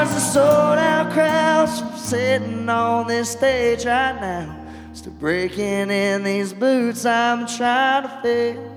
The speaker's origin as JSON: {"language": "English", "town": "Nashville", "region": "Arkansas", "country": "United States", "moved": "yes", "lives_now": "Nashville, United States", "said": "Some people know this, some people don't, but I'm originally from Nashville, Arkansas."}